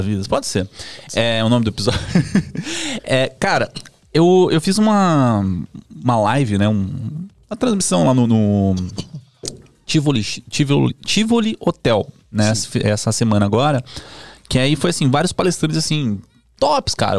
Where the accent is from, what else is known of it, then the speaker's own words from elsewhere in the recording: Campinas, São Paulo, Brazil; moved away as an adult; now in São Paulo, Brazil; eu sou de Campinas, né, e aí comecei a ter muito trabalho aqui em São Paulo